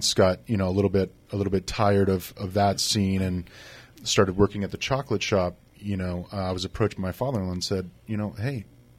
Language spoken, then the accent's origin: English; Gilroy, California, United States; also born or lived in Boston, Massachusetts / San Jose / San Francisco; Gilroy, my hometown